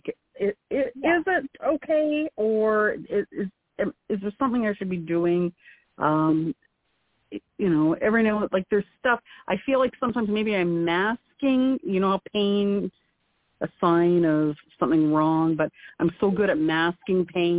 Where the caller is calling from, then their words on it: Detroit, Michigan, United States; I am calling from the Detroit area.